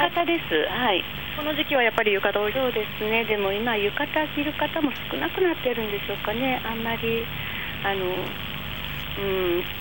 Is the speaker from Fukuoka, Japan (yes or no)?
no; Kodaira, Tokyo, Japan; 小さい頃からこの町にずっと生まれ育って